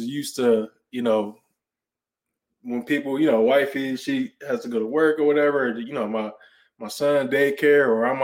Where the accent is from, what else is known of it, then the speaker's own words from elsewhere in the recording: Cleveland, Ohio, United States; moved away as an adult; also born or lived in Cincinnati, Ohio; now in Dallas, United States; I'm originally from Cleveland, Ohio